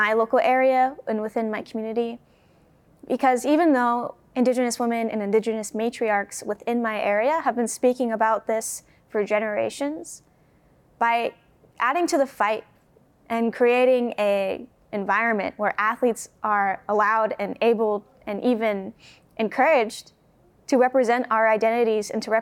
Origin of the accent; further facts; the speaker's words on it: Muckleshoot reservation, Washington, United States; when I come back to my hometown